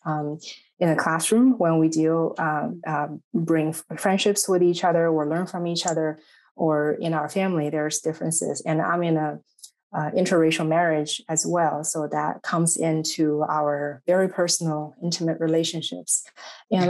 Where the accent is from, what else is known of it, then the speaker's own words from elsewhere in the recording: Shanghai, China; English is a second language; moved away as an adult; also born or lived in Indiana / Chicago; now in United States; I am originally from Shanghai, China.